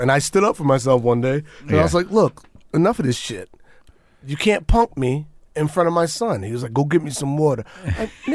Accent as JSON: {"language": "English", "town": "New York City", "region": "New York", "country": "United States", "tie": "born or raised there", "said": "I grew up in New York, Manhattan, 16th Street, 9th"}